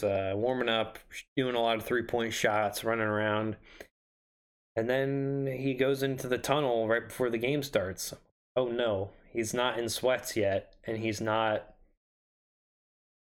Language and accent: English; North Carolina, United States; I was from North Carolina